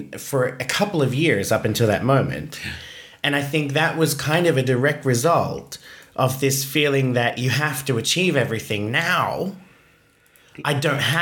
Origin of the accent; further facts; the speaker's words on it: Australia; I'm Australian